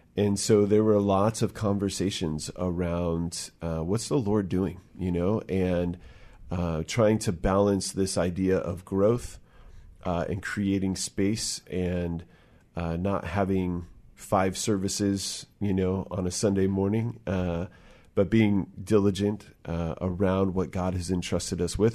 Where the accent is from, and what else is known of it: Bremerton, Washington, United States; born or raised there